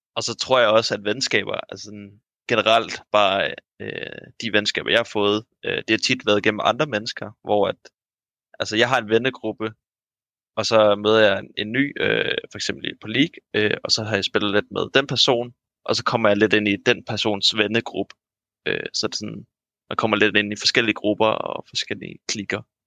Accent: Sorø, Zealand, Denmark; now in Odense, Denmark; fra Sorø, der hvor jeg kommer fra

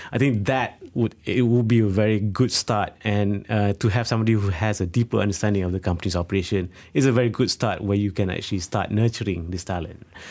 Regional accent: Malaysia; we are living in Malaysia

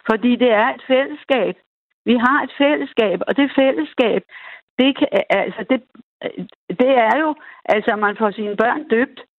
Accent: Denmark; vi er danskere, og vores kirke, det er den, der har været her i flere hundrede år

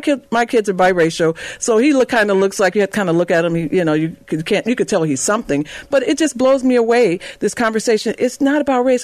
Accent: Chicago, Illinois, United States; I grew up on the West Side

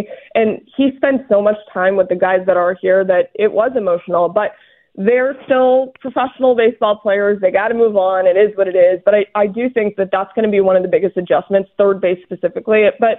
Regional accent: Florida, United States; now in Atlanta, United States; I'm from Florida. Everybody knows I'm from Florida.

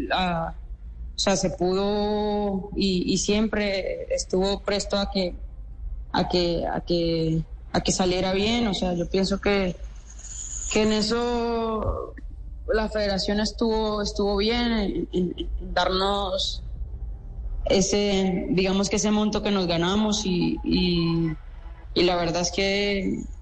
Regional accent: Lorica, Córdoba, Colombia; en nuestro departamento y en, y en mi pueblo

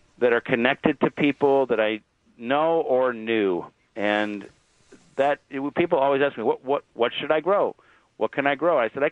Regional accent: Cleveland, Ohio, United States; moved away; I grew up in Cleveland, where my grandparents are buried at Lakeview Cemetery

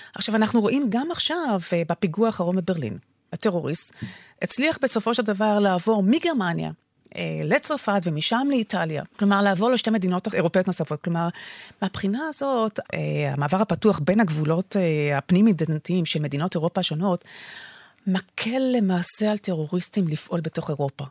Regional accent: Israel; לנו כישראלים

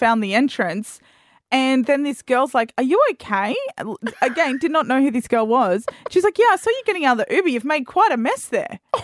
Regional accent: Australia; I'm an Australian.

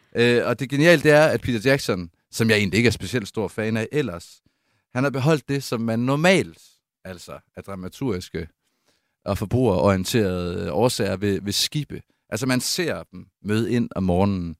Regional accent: Aarhus, Central Denmark Region, Denmark; hvor jeg er vokset op på matriklen af Syriags Hospital i Aarhus

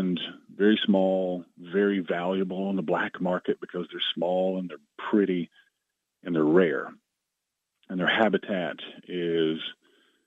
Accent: Chattanooga, Tennessee, United States; I grew up in the Chattanooga area

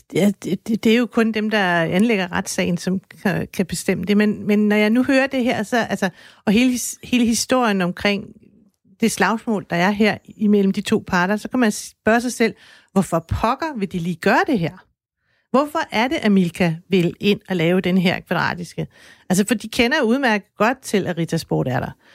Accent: Denmark; jeg er dansker

